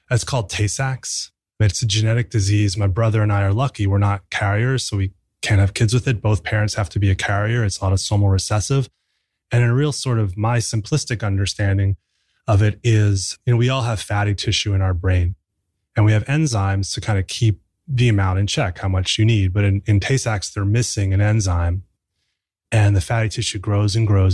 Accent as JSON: {"language": "English", "region": "New Jersey", "country": "United States", "tie": "born or raised there", "said": "I grew up in New Jersey"}